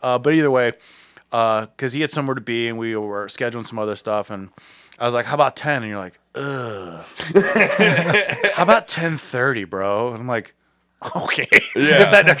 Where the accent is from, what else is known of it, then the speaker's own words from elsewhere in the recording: Ireland; Because I'm an Irish woman.